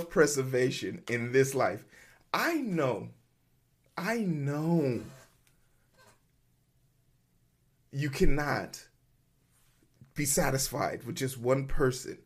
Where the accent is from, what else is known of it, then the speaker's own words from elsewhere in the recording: Nigeria; I'm Nigerian